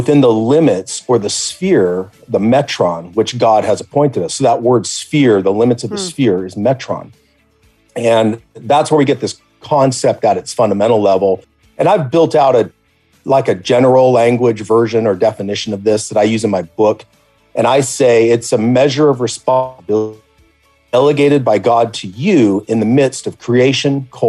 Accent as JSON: {"language": "English", "country": "Belize", "tie": "born or raised there", "said": "There was another American kid that I grew up with in Belize, in the jungle"}